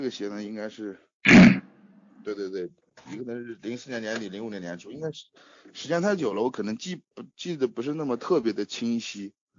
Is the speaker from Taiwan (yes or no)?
no; Shanxi, China; 我是山西的